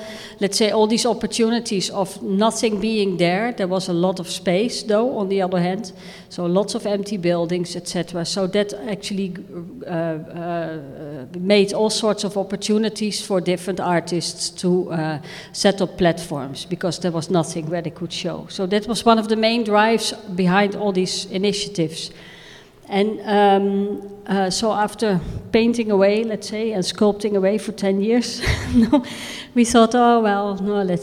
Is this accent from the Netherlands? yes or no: yes; Rotterdam, South Holland, Netherlands; We are from Rotterdam